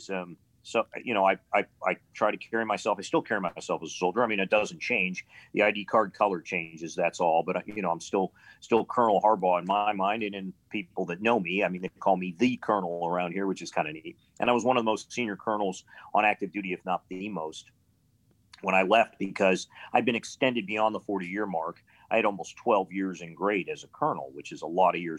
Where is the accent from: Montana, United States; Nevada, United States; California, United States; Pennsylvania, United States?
Pennsylvania, United States; Pittsburgh; also born or lived in Ohio; I mean, I was a, P- a Pennsylvania boy. I was born in Pittsburgh, but um, uh, but you know Ohio became I just a lot of my father's jobs took us into Ohio multiple times in my life.